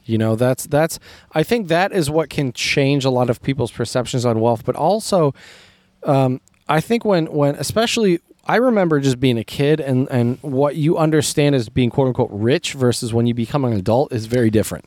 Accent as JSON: {"language": "English", "country": "United States", "tie": "born or raised there", "said": "I grew up as an American"}